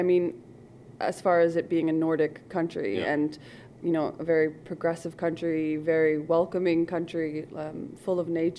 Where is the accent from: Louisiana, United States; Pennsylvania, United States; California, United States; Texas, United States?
Pennsylvania, United States; Lancaster; moved away as an adult; also born or lived in Finland; now in Akranes, Iceland; I grew up in Pennsylvania and played football my whole life.